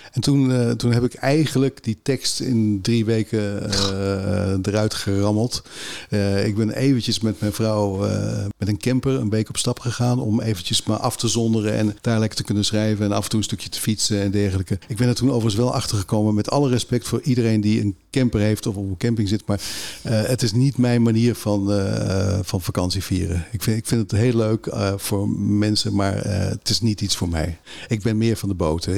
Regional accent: Vinkeveen, Utrecht, Netherlands; ik kom zelf uit Vinkenveen

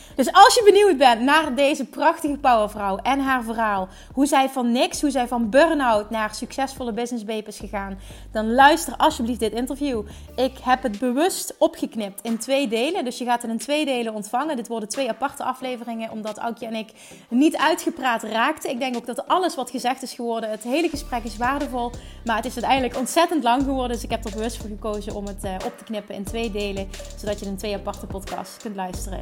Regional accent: Central Limburg, Netherlands; We komen allebei uit Midden-Limburg

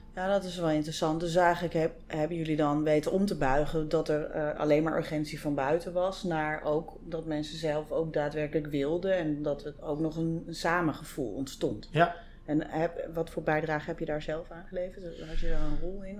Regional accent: Amsterdam, North Holland, Netherlands; al kom ik uit Amsterdam

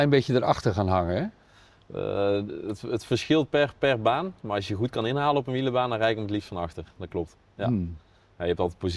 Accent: North Brabant, Netherlands; now in Apeldoorn, Netherlands; Maar ik, ik, ik, woon ook in de weekenden nog wel in Brabant en daar ben ik ook nog graag. Dus ja, door de week in Apeldoorn, het weekend in Brabant.

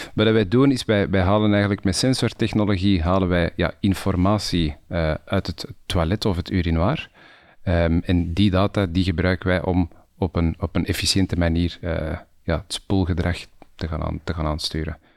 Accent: Antwerp, Flanders, Belgium; Ook zoals jij eh, geboren, getogen en nog steeds woonachtig. Eh, om, inmiddels wel in de provincie, niet, meer echt in de stad zelf.

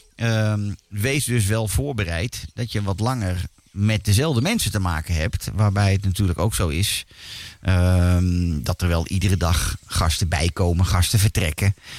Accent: Netherlands; als Nederlander

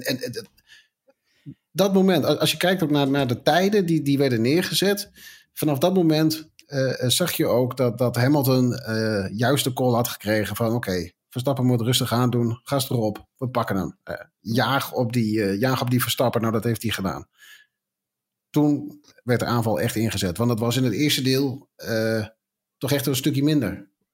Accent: Netherlands; wij als Nederlanders

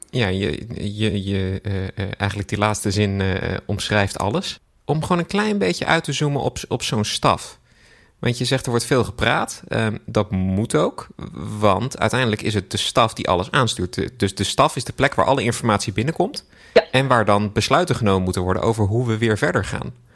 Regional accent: Netherlands; wij als Nederlanders

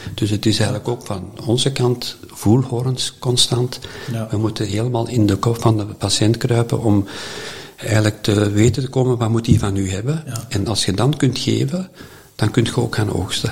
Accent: Herentals, Flanders, Belgium; ik ben geboren in Erentals, eh, daar twaalf jaar in het college gezeten

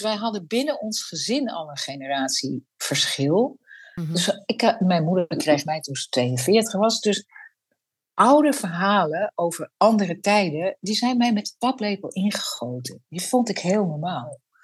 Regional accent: a Frisian village, Friesland, Netherlands; het Friese dorp waar ik ben geboren

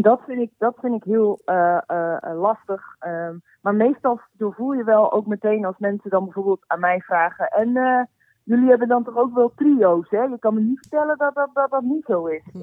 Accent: Heiloo, North Holland, Netherlands; moved away; also born or lived in Alkmaar / North Brabant; Geboren in Alkmaar opgegroeid in uh, Heilo.

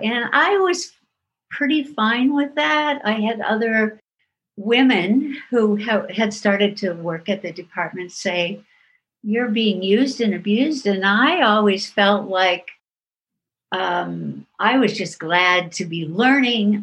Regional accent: Iowa, United States; a town close to my hometown in iowa

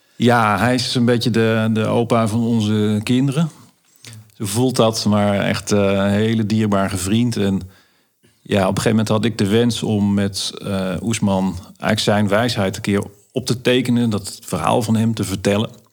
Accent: Limburg, Netherlands; de dorpskapsalon in uh, waar ik vandaan kom in Limburg

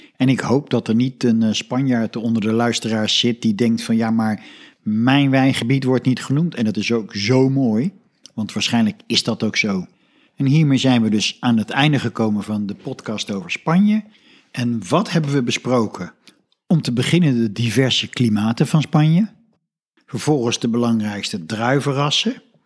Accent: Netherlands; als Nederlander

